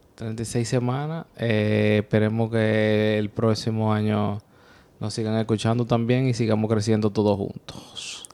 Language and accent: Spanish; Dominican Republic; also born or lived in New York area; now in New York, United States; Somos una pareja dominicana viviendo el día a día en el área de Nueva York.